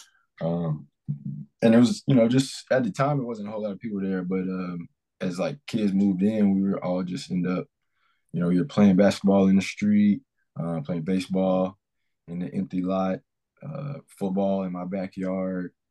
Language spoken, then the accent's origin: English; Mississippi, United States; also born or lived in Kansas City, Missouri; So I grew up here in Mississippi, but I was actually born in Kansas City, Missouri.